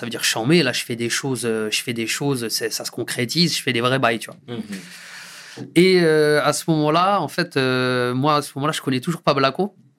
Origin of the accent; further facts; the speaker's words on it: Deuil-la-Barre, Île-de-France, France; c'est là où j'ai grandi